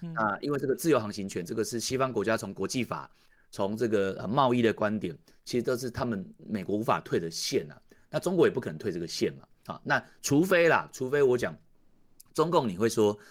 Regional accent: Taiwan; 我们台湾人其实反而是比较有机会可以看得懂两方面到底在干嘛

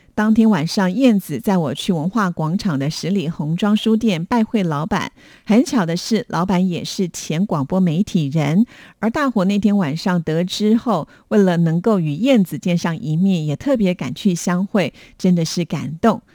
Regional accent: Taiwan; 我小时候住在眷村里面

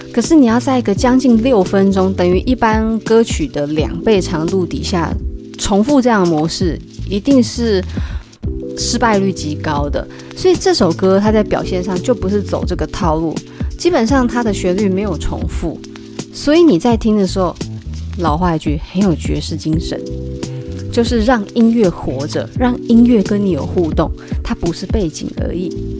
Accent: Taipei, Taiwan; 我也是台北的人

